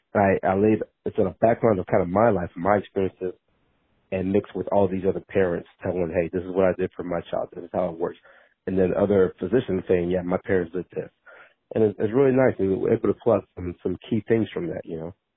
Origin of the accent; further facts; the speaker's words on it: League City, Texas, United States; I grew up League City, Texas. So League City, Texas is outside of Houston.